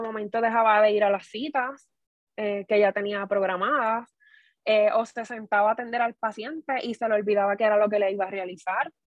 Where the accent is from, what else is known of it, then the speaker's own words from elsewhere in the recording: Corozal, Puerto Rico; now in Guayama, Puerto Rico; naturalmente soy de Corozal